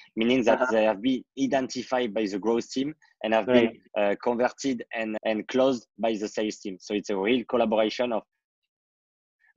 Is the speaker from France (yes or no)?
yes; France; I want to privatize and purchase my middle age school to solve the different education problem I had in my hometown